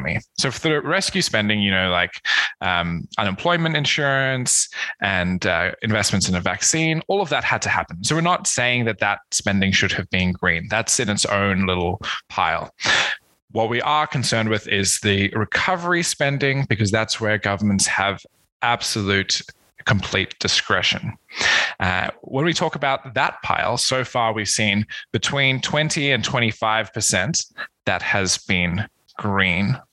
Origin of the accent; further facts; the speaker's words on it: Australia; moved away as an adult; also born or lived in South Africa / Malaysia / Oxford, United Kingdom; I was born in South Africa, spent some time in Malaysia, and then completed my high school and undergraduate education in Australia